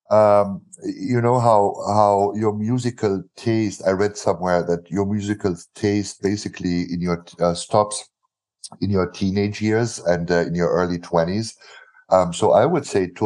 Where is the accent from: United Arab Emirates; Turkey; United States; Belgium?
Belgium; Brussels; also born or lived in Cologne, Germany / Africa; Actually, I didn't grow up in Germany. That's the weird thing. So I was born in Cologne uh, spent the first 10 years of my life in Africa and the next 12 years of my life in Brussels.